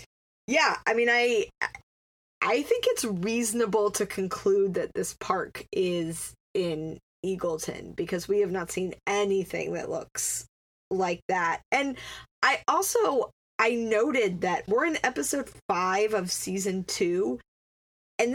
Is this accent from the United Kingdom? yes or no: no; Atlanta, Georgia, United States; Because I grew up in Atlanta